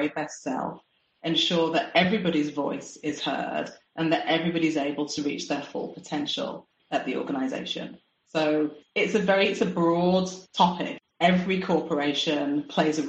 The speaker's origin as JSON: {"language": "English", "country": "United Kingdom", "tie": "born or raised there", "also_born_or_lived": "Singapore", "moved": "as an adult", "said": "I'm a Brit. I'd spent my whole life living in the UK"}